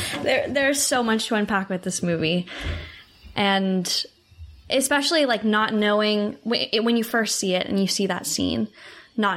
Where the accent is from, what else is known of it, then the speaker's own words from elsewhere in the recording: Portland, Oregon, United States; I'm from Portland. And Coraline also takes place in Oregon, which is where I live now.